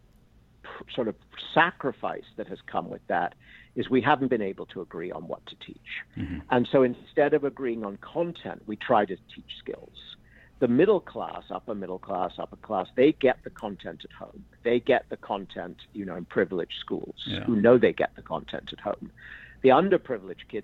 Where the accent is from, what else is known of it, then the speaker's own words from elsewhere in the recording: England, United Kingdom; now in United States; I grew up in England